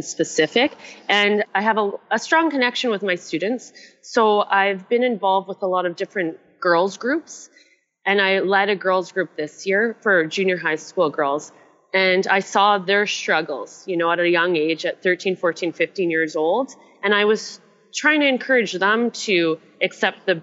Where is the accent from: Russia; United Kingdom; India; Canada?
Canada; accent: Canadian; moved away as an adult; also born or lived in Asia / Melbourne, Australia; I'm originally Canadian